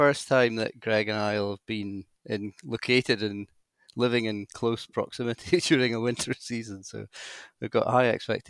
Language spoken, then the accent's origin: English; Aberdeen, Scotland, United Kingdom; moved away as an adult; also born or lived in Edinburgh; Aberdeen is my hometown. I'm born and bred, pedigree Aberdonian.